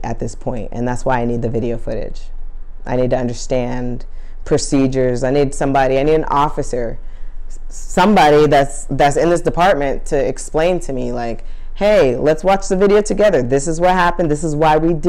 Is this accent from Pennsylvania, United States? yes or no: no; New York City, New York, United States; I'm from Harlem